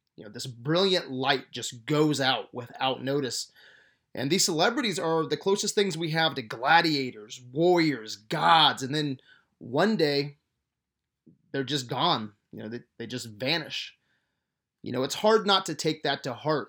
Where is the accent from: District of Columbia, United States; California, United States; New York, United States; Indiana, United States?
Indiana, United States; growing up in Indiana loving basketball